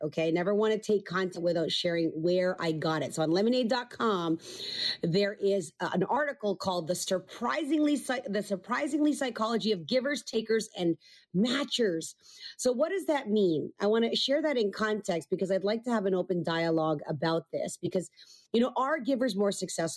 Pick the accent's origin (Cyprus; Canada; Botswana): Canada; I'm Canadian.